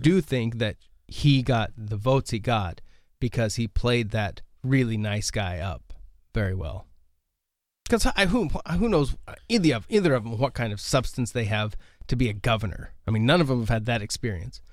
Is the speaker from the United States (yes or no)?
yes; United States; as an American, I was born here, so I have no immigration experience